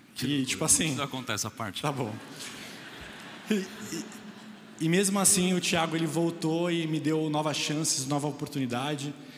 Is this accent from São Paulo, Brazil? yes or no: yes; Guarulhos, São Paulo, Brazil; eu vim da periferia de Guarulhos, é, num bairro muito perigoso, onde acontecia muitas coisas muito trágicas